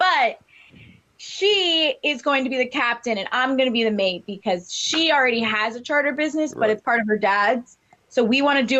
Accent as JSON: {"language": "English", "town": "Fort Lauderdale", "region": "Florida", "country": "United States", "lives_now": "West Palm Beach, United States", "said": "I am from Fort Lauderdale, Florida, and now I live in West Palm."}